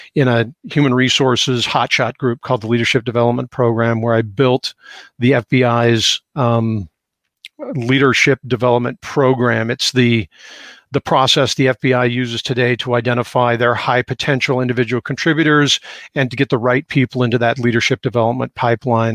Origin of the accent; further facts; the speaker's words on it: Seattle, Washington, United States; growing up in Seattle